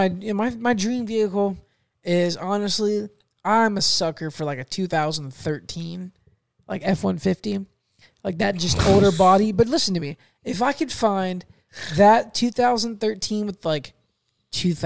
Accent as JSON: {"language": "English", "town": "Fort Meade", "region": "Florida", "country": "United States", "tie": "born or raised there", "also_born_or_lived": "Arcadia, Florida / Mulberry, Florida", "said": "I don't want to live in my hometown"}